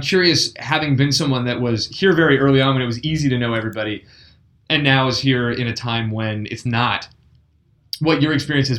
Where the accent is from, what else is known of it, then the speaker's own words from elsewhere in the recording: Glassboro, New Jersey, United States; also born or lived in Annapolis, Maryland; I grew up in Jersey. I went to college in Jersey